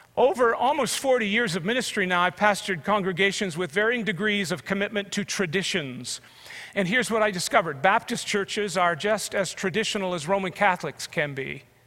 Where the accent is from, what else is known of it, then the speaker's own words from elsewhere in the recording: Canada; as a Canadian